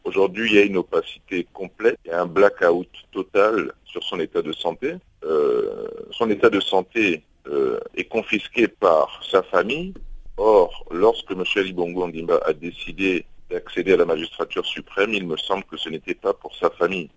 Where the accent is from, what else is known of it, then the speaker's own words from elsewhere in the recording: Gabon; nous sommes gabonais